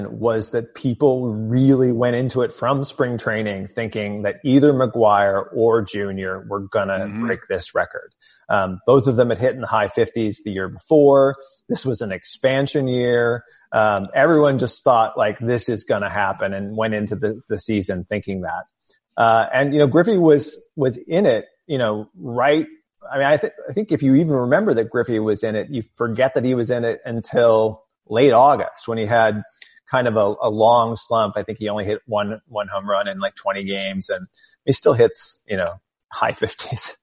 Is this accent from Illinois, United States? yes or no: yes; outside of St. Louis, Southern Illinois, United States; I grew up in Southern Illinois outside of St. Louis